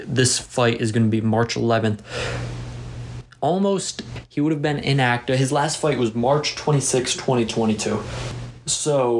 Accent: Arlington, Texas, United States; a week after Tank versus Ryan in my hometown of Arlington, Texas.

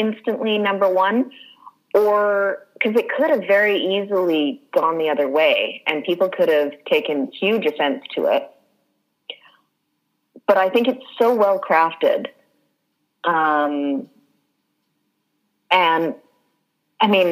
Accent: Canada; as a Canadian

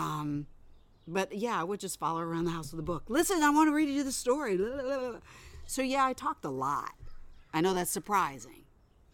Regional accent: Midwest, United States; moved away as an adult; also born or lived in Cleveland, Ohio / Fort Wayne, Indiana / Big Rapids, Michigan; now in California, United States; I grew up in the Midwest. I am a product of the Midwest. Born in Ohio, moved to Fort Wayne, Indiana, all the garden spots, you know, Cleveland, Fort Wayne, and then and then Big Rapids, Michigan, where I went to high school and college

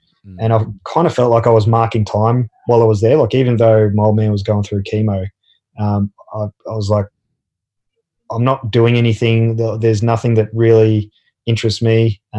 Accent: Australia; accent: Australian; I kept my English or my Australian accent and learned Dutch at the same time

